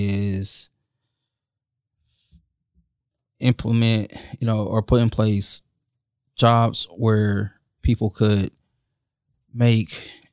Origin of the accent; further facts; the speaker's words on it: Indianapolis, Indiana, United States; So when we first moved here, everybody was like, when they found out I was from Indy, it's like, why would you move here?